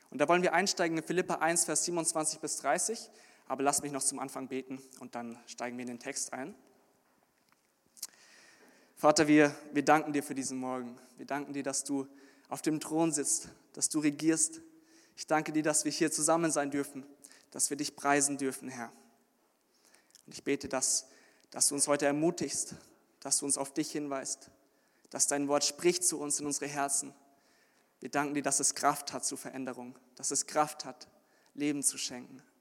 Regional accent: Munich, Bavaria, Germany; bin 23 Jahre alt ich komme aus München ursprünglich und bin jetzt am Theologischen Seminar Ershausen auf Beröa

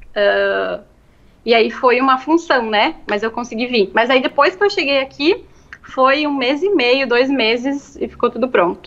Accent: Marau, Rio Grande do Sul, Brazil; moved away as an adult; also born or lived in Passo Fundo, Brazil; now in Italy; Eu estudei quando eu era pequena no Cristo Rei, aí depois fechou, né? Aí depois eu terminei a escola no IESTA

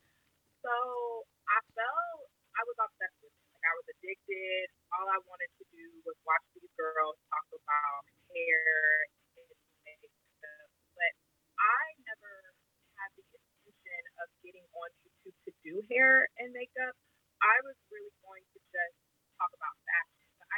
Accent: Omaha, Nebraska, United States; moved away as an adult; now in Santa Clarita, United States; I am from Omaha, Nebraska. I'm currently living in Santa Clarita, California. I moved here about 5 years ago

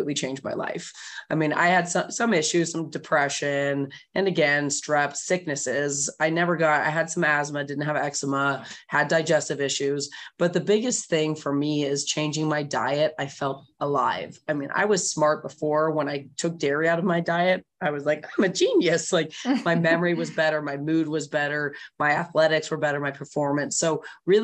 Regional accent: Bay Area, California, United States; I grew up in the Bay Area, which is a very alternative place

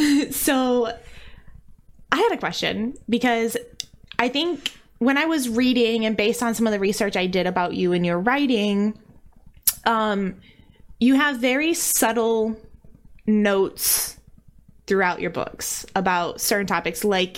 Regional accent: Midwest, United States; I'm from the Midwest, really? And I make up sounds for vowels depending on what consonant comes before or after them.

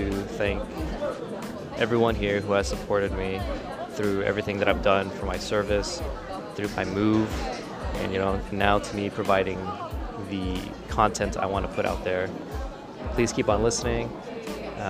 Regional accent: United States; growing up in America

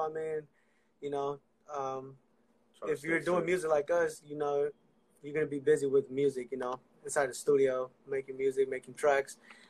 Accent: San Francisco, California, United States; San Francisco, California.

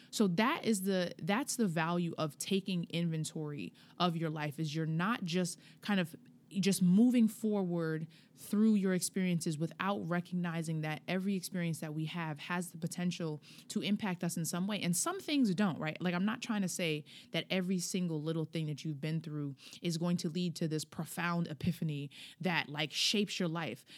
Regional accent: Hempstead, New York, United States; I'm from Hempstead

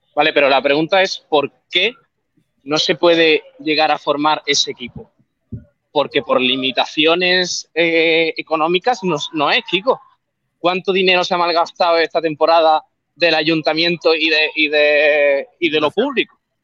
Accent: Estepona, Andalusia, Spain; now in Málaga, Spain; yo soy de Cepona

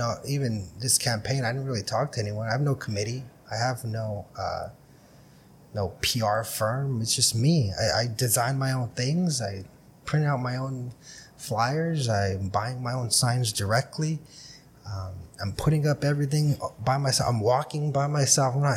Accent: Brawley, California, United States; I was born on the West Side

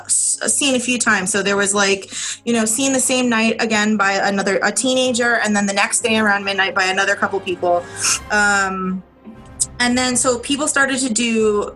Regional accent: Attleboro, Massachusetts, United States; I grew up in Attleboro in the corner of Norton, and that's the bottom left corner of what's considered to be the Bridgewater Triangle.

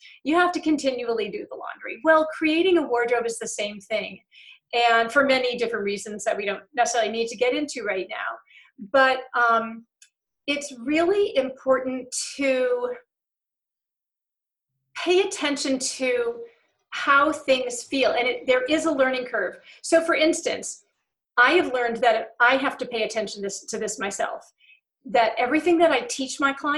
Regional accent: England, United Kingdom; I'm also English.

